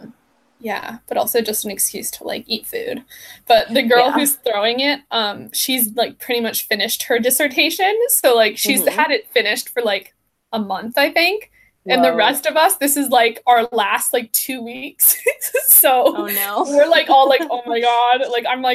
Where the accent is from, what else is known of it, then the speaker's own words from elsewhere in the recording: East Coast, United States; I grew up on the East Coast